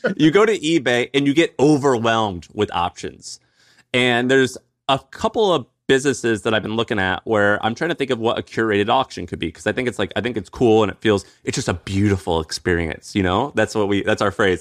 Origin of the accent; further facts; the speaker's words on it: St. Louis, Missouri, United States; he's from Saint Louis, where I'm from